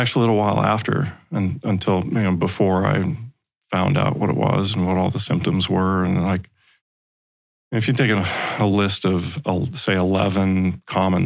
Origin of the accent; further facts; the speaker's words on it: Fort Worth, Texas, United States; when I was pretty little, growing up in Fort Worth, Texas